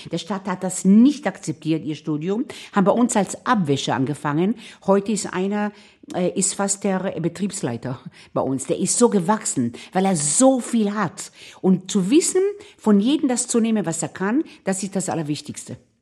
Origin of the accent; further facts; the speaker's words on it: Israel; now in Vienna, Austria; ich bin in Israel aufgewachsen.